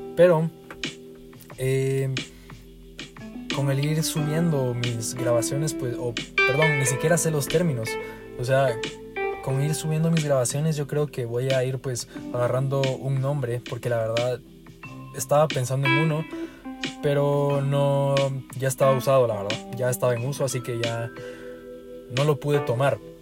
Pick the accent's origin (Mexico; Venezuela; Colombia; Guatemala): Guatemala; accent: Guatemalan; soy de Guatemala. Creo que se me nota en el acento, bastantito creo yo